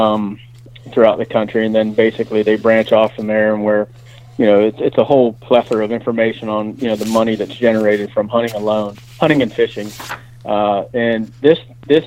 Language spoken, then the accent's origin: English; Pennsylvania, United States; I grew up in Pennsylvania.